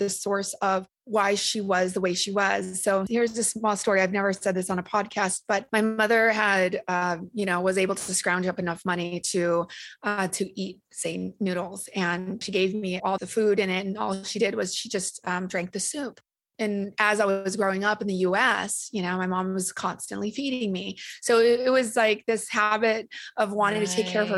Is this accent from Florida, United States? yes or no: no; Orange County, California, United States; accent: Valley girl; also born or lived in Vietnam; I came from a refugee camp straight to the OC of all places